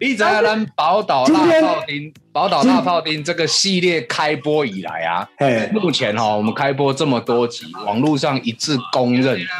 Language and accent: Chinese; Taichung, Taiwan; 我台中人，我台中人也一点爱就符合